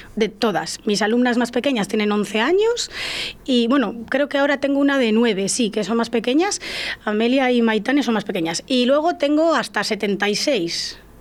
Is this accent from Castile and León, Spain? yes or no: yes; La Parrilla / Portillo area, Castile and León, Spain; yo soy de la Peraja de Portillo